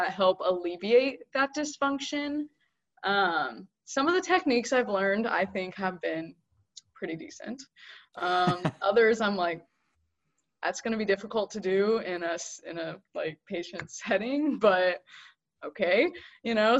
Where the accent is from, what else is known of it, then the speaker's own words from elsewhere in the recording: Fresno, California, United States; moved away as an adult; growing up in Fresno